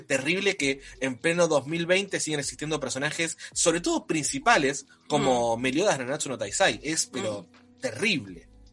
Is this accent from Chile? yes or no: no; Argentina; nosotros somos de Argentina